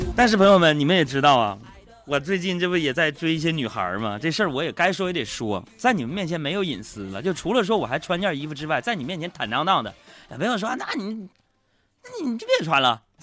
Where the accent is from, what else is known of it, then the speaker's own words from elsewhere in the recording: Northeast China, China; 我随随便便做一个东北人